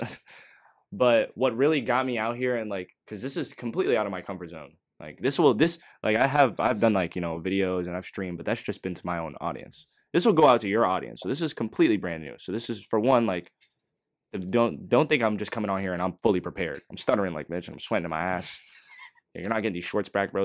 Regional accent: NoVA, Virginia, United States; we're from Nova

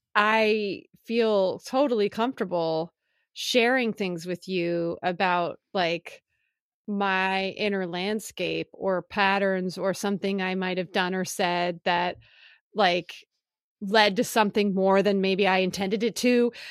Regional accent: Philadelphia, Pennsylvania, United States; moved away; also born or lived in California; I grew up in Philly

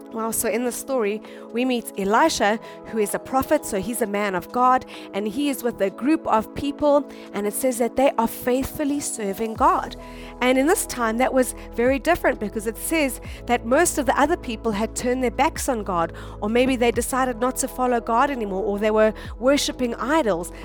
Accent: South Africa; moved away as an adult; now in Japan; we come from South Africa, and South Africa is a, a third world country

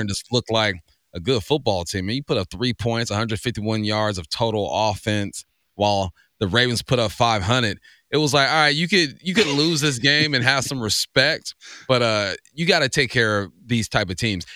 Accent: California, United States; growing up in Cali

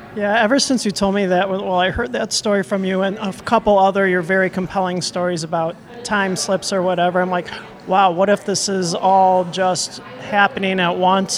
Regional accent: Detroit, Michigan, United States; moved away as an adult; also born or lived in Wisconsin; now in Madison, United States; I am a transplant from Detroit. Mm-hmm. I've been here about 25 years, arrived as an adult.

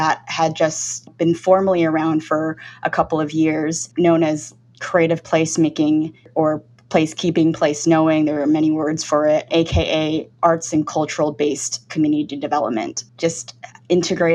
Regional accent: United States; now in San Francisco, United States; being Chinese American and born in this country.

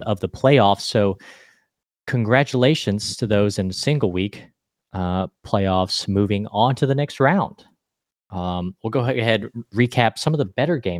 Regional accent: Coleman, United States; moved away; my hometown, Coleman

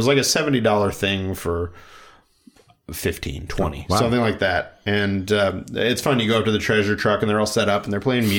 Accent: Midwest, United States; I wonder if it's like a bigger like Midwest thing because we're both from the Midwest.

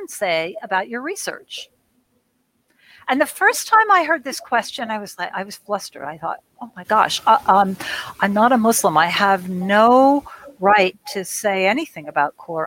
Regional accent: United States; I'm an American, I'm a foreigner, I'm a Christian

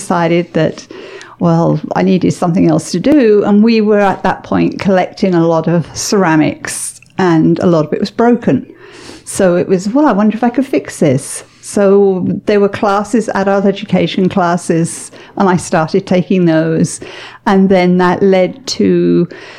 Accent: England, United Kingdom; moved away as an adult; now in Canada; I grew up in England

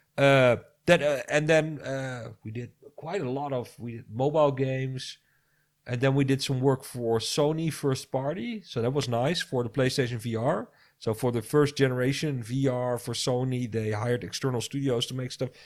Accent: Netherlands; I'm from the Netherlands

